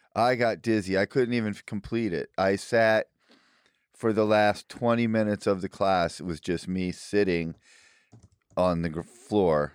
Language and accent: English; Illinois, United States; now in Austin, United States; where I grew up in Illinois